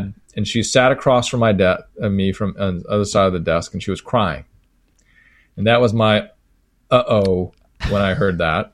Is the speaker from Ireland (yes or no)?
no; United States